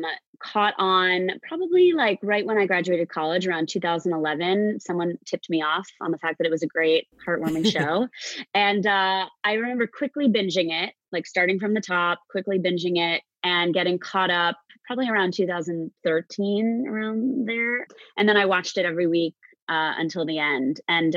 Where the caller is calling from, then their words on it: Port Washington, New York, United States; I am in Long Island, in a town called Port Washington, about 30 minutes out of New York City.